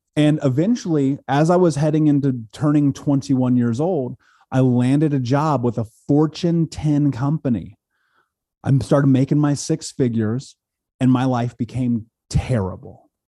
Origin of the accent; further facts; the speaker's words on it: Indianapolis, Indiana, United States; I grew up in Indianapolis here in America